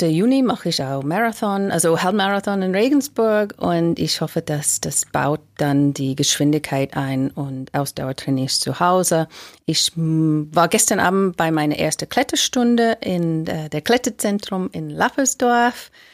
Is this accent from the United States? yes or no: yes; United States; German is a second language; now in Germany; ich bin Amerikanerin, ich habe einen Deutscher geheiratet und ich wohne jetzt in Deutschland